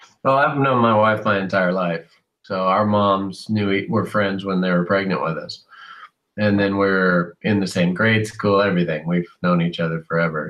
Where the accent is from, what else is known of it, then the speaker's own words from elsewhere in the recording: San Diego, California, United States; also born or lived in Bakersfield, California; I was born in San Diego